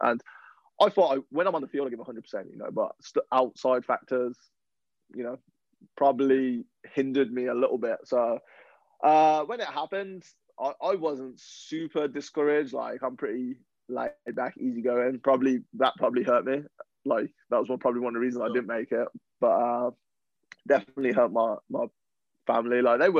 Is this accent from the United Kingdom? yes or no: yes; England, United Kingdom; or they know I'm English and just want me to talk.